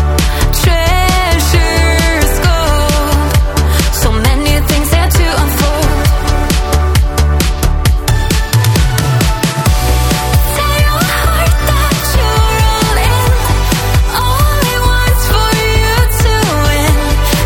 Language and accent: English; Canada; I'm Canadian